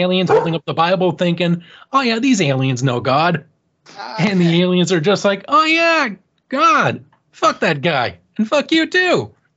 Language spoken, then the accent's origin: English; Canada; I'm Canadian